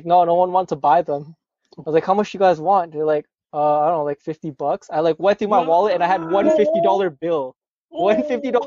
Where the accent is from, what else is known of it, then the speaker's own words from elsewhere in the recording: Canada; I'm from Canada